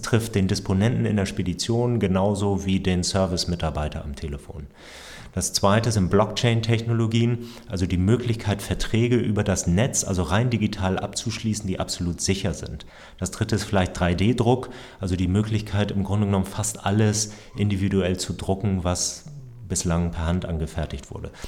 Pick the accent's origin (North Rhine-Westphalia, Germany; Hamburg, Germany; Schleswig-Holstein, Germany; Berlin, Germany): Hamburg, Germany; ich bin Hamburger Familienvater, drei Töchter